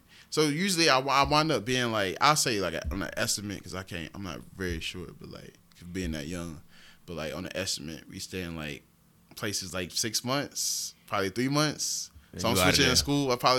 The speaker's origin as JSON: {"language": "English", "town": "Augusta", "region": "Georgia", "country": "United States", "tie": "born or raised there", "also_born_or_lived": "Keysville", "said": "originally, I was born in Augusta, but we were staying in Keysville off rip until I was, like, 3. Then we moved to Augusta."}